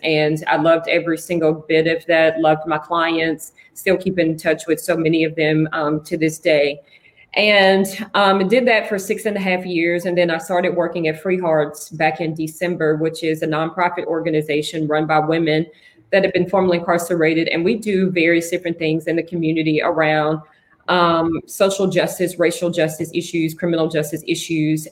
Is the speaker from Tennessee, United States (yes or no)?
yes; Franklin, Tennessee, United States; now in Nashville, United States; I'm originally from Franklin, Tennessee